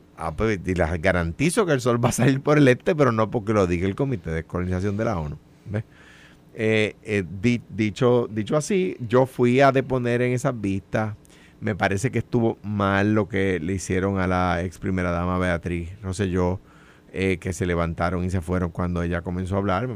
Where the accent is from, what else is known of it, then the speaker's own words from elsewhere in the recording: Coamo, Puerto Rico; la base del Partido Popular en el pueblo de Cuamo, allí recogiendo chavos con la latita en la esquina de la plaza